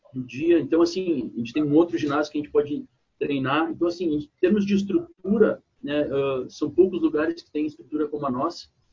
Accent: Porto Alegre, Rio Grande do Sul, Brazil; moved away as an adult; also born or lived in Caxias do Sul; now in São Paulo, Brazil; sou natural de Rio Grande do Sul, Porto Alegre

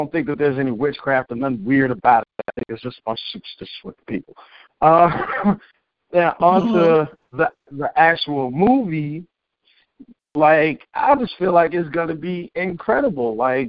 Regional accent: Cleveland, Ohio, United States; born there; Bitch, I was born in Cleveland. I know nothing about Mexico.

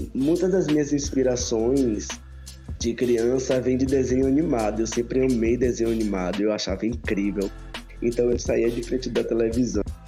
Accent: Salvador, Bahia, Brazil; Salvador, Bahia

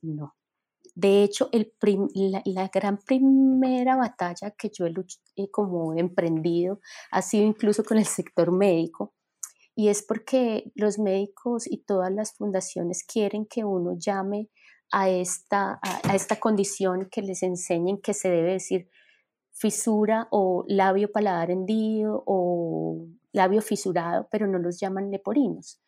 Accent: Colombia; moved away as an adult; now in United States; yo me fui de Colombia

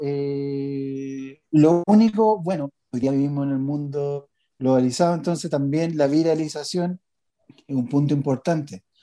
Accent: Chile; los chilenos somos más prisioneros

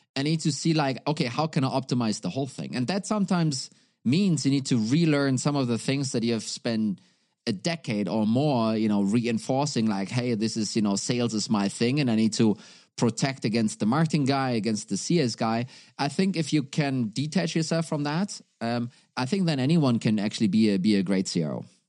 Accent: Germany; now in Denmark; I'm originally from Germany. I am sitting right now, though, in, uh, in Denmark

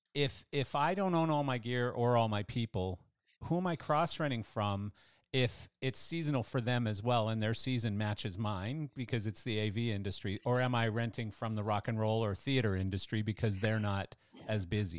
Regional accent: Canada; I'm Canadian

